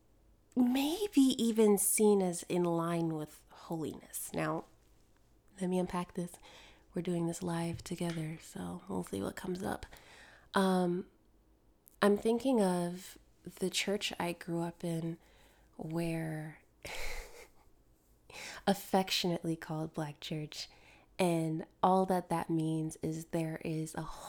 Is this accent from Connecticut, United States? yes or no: yes; Connecticut, United States; also born or lived in Jamaica (ancestry); now in Georgia, United States; The church I grew up in was in Connecticut